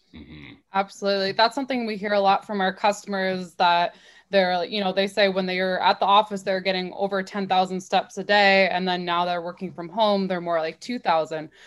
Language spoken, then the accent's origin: English; Waterloo, Ontario, Canada; I grew up in Waterloo